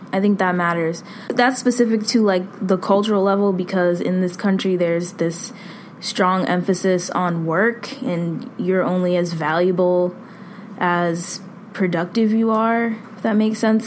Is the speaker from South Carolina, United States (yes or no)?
no; Boston, Massachusetts, United States; I'm from Boston, born and raised